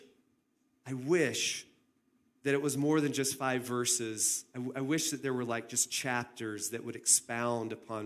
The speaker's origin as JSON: {"language": "English", "region": "the South", "country": "United States", "tie": "born or raised there", "also_born_or_lived": "Phoenix, Arizona", "moved": "as an adult", "said": "I grew up in the South, and in the South, we had chain link fences"}